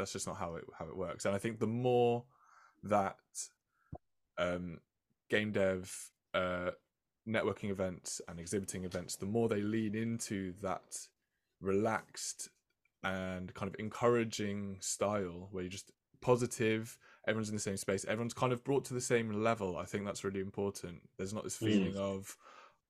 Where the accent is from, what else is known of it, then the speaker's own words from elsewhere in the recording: London, United Kingdom; now in Liverpool, United Kingdom; I was born in London and I was raised in London, but I feel like I've lived in Liverpool now. I feel like an honorary Scouser maybe